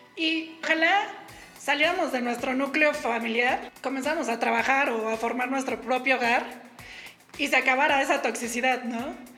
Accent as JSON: {"language": "Spanish", "region": "Mexico City", "country": "Mexico", "tie": "born or raised there", "said": "yo soy de la Ciudad de México y la mayor parte de mi vida antes de independizarme viví con mi papá y mi mamá."}